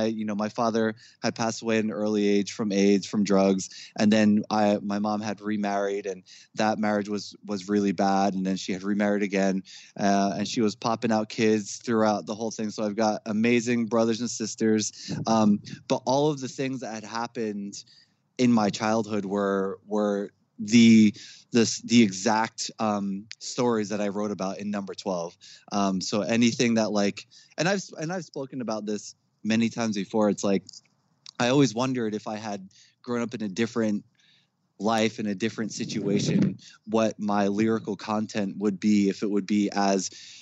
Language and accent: English; Jersey City, New Jersey, United States; we grew up in Jersey City. It was quite the hood.